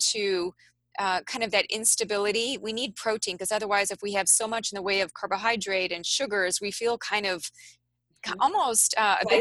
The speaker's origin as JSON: {"language": "English", "region": "Midwest of the United States", "country": "United States", "said": "I'm from the Midwest of the United States"}